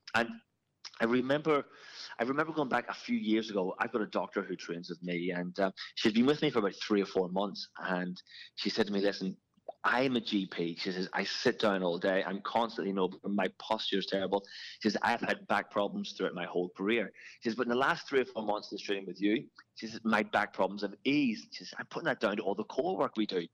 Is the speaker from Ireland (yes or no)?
yes; Ireland; moved away as an adult; now in Australia; Grew up in Ireland playing a lot of football and was just as a kid just absolutely fitness mad